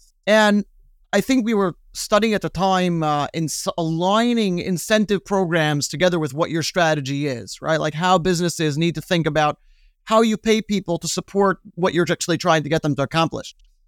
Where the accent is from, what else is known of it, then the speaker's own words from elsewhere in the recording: Brooklyn, New York, United States; In Brooklyn. I grew up in Brooklyn.